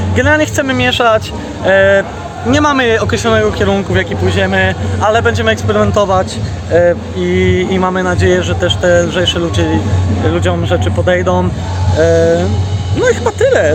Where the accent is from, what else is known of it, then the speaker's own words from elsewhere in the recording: Szczecin, West Pomeranian Voivodeship, Poland; Ja też jak wiesz jestem stąd